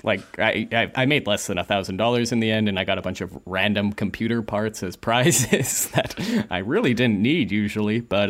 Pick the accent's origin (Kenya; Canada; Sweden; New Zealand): Canada; Calgary, Alberta; I kind of became like a ringer for any of these big events that would happen in my hometown of Calgary at the time.